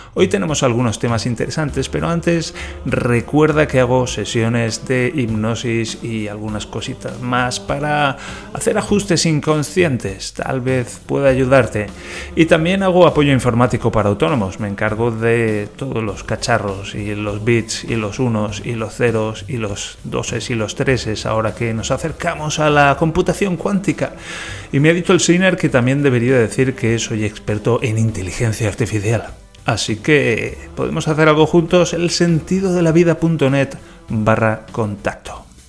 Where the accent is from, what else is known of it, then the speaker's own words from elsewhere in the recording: Valencia, Valencian Community, Spain; yo vengo de Valencia